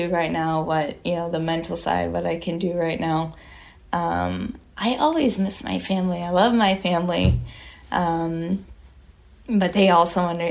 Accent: Michigan, United States; moved away; also born or lived in Florida; I'm originally from Michigan

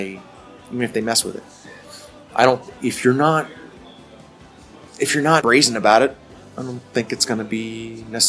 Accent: East Coast, United States; now in Alaska, United States; I was raised on the East Coast

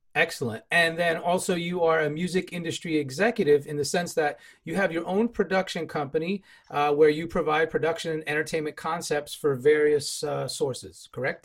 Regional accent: New York, United States; now in West Coast, United States; being a New Yorker, you know, I'm from the right coast

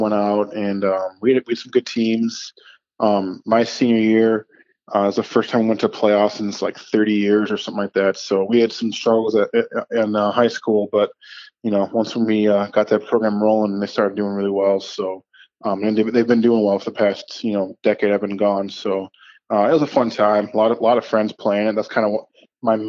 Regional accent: Wisconsin, United States; also born or lived in Chicago, Illinois; after Chicago, I moved to Wisconsin, just outside of Minneapolis, St. Paul area

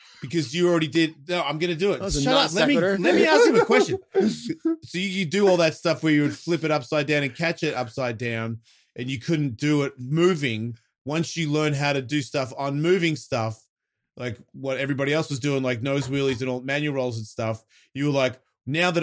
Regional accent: Australia; moved away; It's like my accent. I've been living here way longer than I've been in Australia, but I still sound like that because that's the bit that I grew up.

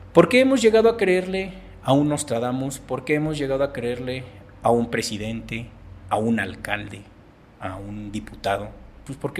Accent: Mexico; soy mexicano, tengo 46 años

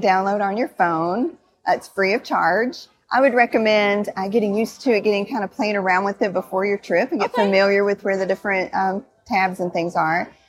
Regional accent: Kentucky, United States; also born or lived in Florida; I divide my time between my home state of Kentucky and the Sunshine State, Florida

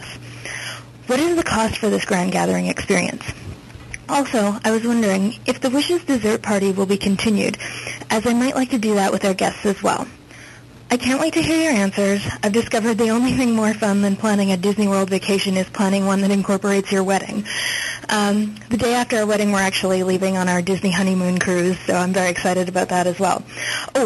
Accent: Canada; accent: Canadian; also born or lived in Winnipeg, Manitoba; I'm calling from Winnipeg, Manitoba, Canada

